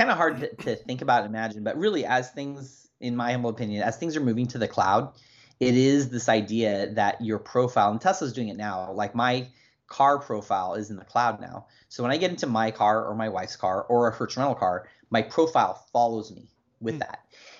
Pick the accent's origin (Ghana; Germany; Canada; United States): Germany; I remember when I was a kid growing up in Germany, and it's funny because my dad was in the army. We were military brats.